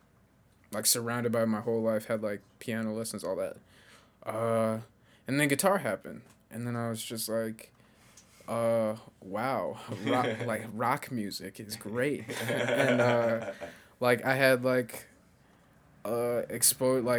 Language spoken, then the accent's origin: English; Chicago, Illinois, United States; I grew up on the South Side in Beverly